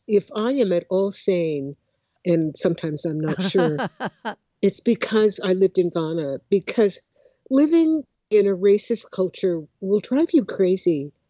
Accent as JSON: {"language": "English", "town": "Oakland", "region": "California", "country": "United States", "tie": "born or raised there", "said": "I grew up in Oakland, California. I grew up in a left-leaning family. My parents were originally from Houston, Texas"}